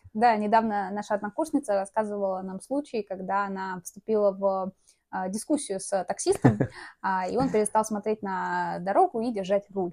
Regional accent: Tatarstan, Russia; я из Татарстана

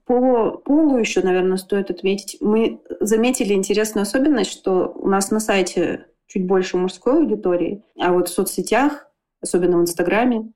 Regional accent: Irkutsk, Irkutsk Oblast, Russia; я из Иркутска, и я здесь живу

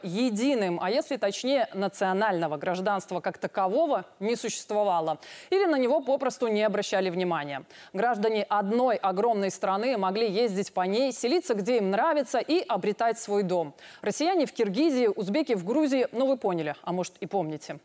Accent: Belarus; Я родилась в Советском Союзе, если точнее в БССР

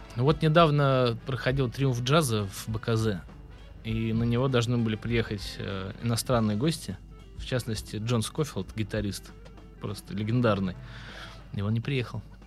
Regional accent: Vyborg, Leningrad Oblast, Russia; now in Saint Petersburg, Russia; Я музыкант из города Выборга. Я родился в Выборге

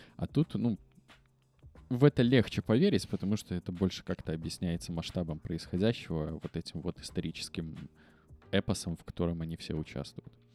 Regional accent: Belarus; все мы, белорусы

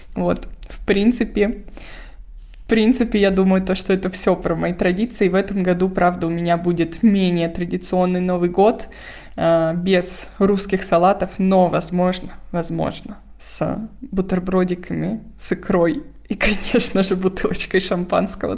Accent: Moscow, Russia; moved away as an adult; now in Germany; вся моя семья в Москве, я из Москвы

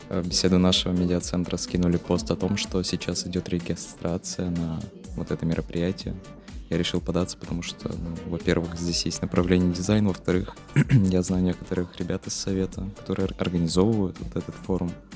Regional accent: Saratov, Saratov Oblast, Russia; я из Саратова, учусь

